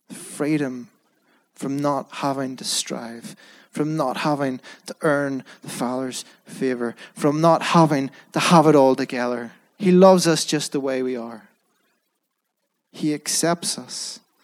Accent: Belfast, Northern Ireland, United Kingdom; I was brought up in Belfast

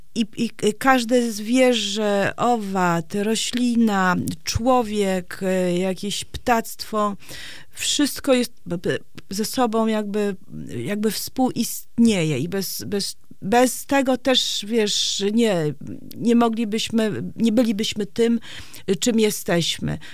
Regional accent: Gdańsk, Pomeranian Voivodeship, Poland; also born or lived in Warsaw; now in Straszyn, Poland; ja jestem z Gdańska i właściwie całą młodość spędziłam w Gdańsku, czy w Gdańsku, czy w Warszawie

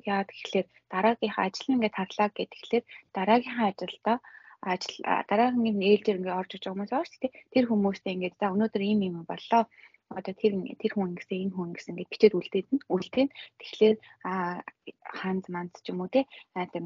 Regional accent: Mongolia; now in Japan; би монгол хүн

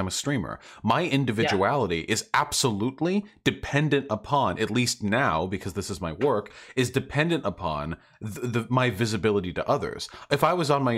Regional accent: United States; I'm an American

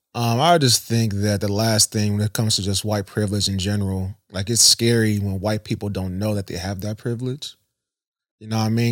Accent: Columbus, Ohio, United States; also born or lived in Worthington, Ohio; I'm from Southside Columbus, Southfield

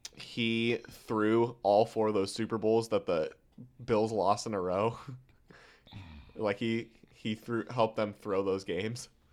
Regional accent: Omaha, Nebraska, United States; I'm a kid from Omaha

